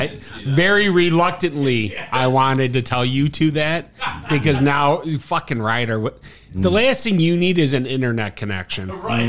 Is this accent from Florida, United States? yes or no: no; Chicago, Illinois, United States; as an Irish kid from the South Side